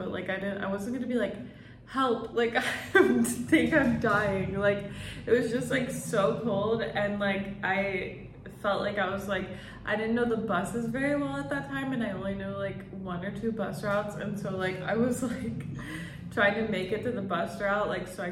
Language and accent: English; Texas, United States; moved away; also born or lived in Colorado; I'm from Texas